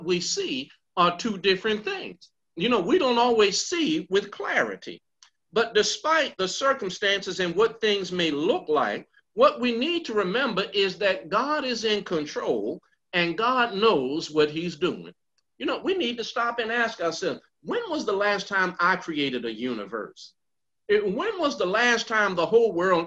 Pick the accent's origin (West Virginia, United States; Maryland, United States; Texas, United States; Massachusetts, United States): Maryland, United States; Baltimore; I grew up in West Baltimore and proud of it